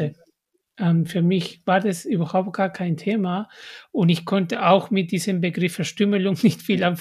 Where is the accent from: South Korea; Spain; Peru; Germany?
Peru; German is a second language; moved away; in meiner Heimat Peru